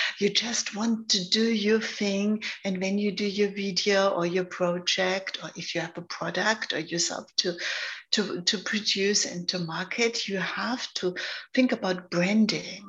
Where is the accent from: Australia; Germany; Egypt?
Germany; accent: German; also born or lived in London, United Kingdom; now in Los Angeles, United States; I'm born in Germany. So maybe you hear my accent. I'm German.